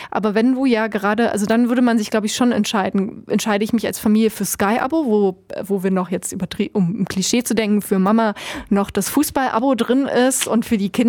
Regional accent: Germany; wir kommen ja, das muss man bedenken, wir kommen aus Deutschland. Wir haben, äh, wurden sozialisiert äh, mit Medieninhalten, die kostenlos sind.

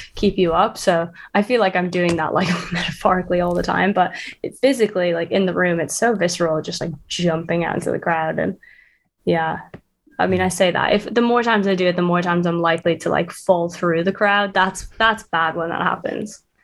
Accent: Dublin, Leinster, Ireland; now in London, United Kingdom; I'm from Dublin, and I live in London

